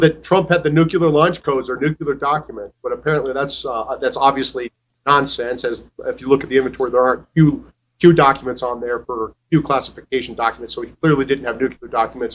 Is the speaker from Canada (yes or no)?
no; Iowa, United States; moved away; I'm from Iowa. My family's back in Iowa